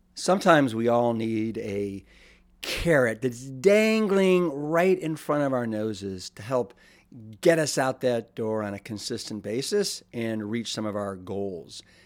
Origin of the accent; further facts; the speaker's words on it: Austin, Texas, United States; my hometown of eclectic, iconic, and the capital of Texas, Austin